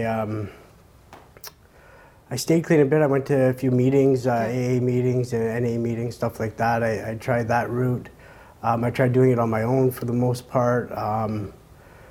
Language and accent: English; Montreal, Quebec, Canada; I started off at a young age growing up in Montreal